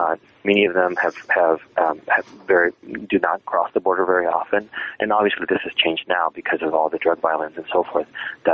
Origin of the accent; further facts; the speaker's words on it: Texas, United States; also born or lived in Massachusetts; when I was growing up in South Texas, even though we think of Mexican Americans in the U.S. as being an ethnic minority population. In South Texas, they're the majority population.